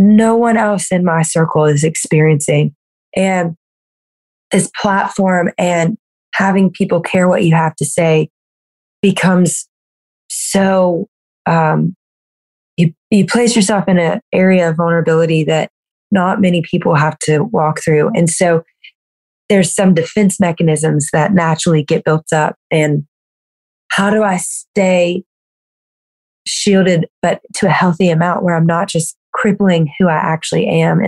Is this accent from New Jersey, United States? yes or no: no; Louisiana, United States; I grew up in Louisiana. I'm like a Southern girl through and through